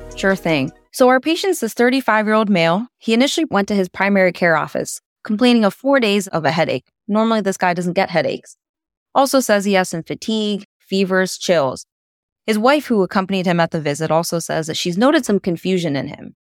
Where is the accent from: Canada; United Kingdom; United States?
United States; Pittsburgh, Pennsylvania; now in Sayre, United States; my hometown of Pittsburgh, Pennsylvania